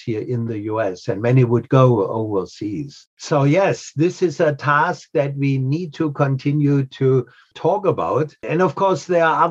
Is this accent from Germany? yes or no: yes; Germany; now in New England, United States; I'm from Germany